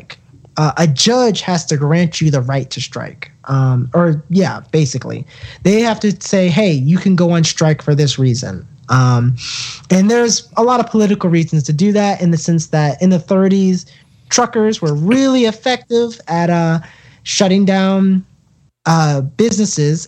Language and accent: English; North Carolina, United States; my home state of North Carolina